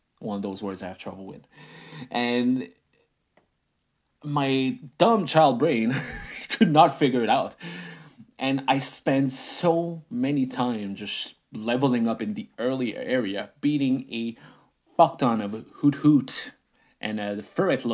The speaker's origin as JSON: {"language": "English", "country": "Canada", "tie": "born or raised there", "first_language": "French", "second_language": "English", "said": "I didn't speak English. I'm a French Canadian kid. I spoke French. My parents spoke French."}